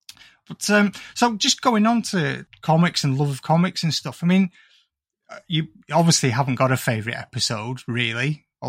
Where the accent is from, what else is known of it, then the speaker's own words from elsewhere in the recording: the Northwest, North West England, United Kingdom; being an ignoramus from like the Northwest